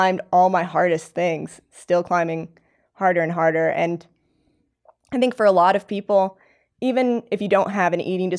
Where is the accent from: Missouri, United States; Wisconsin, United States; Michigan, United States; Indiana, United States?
Indiana, United States; I mean, I'm from Indiana, so I'm not from like a climbing mecca.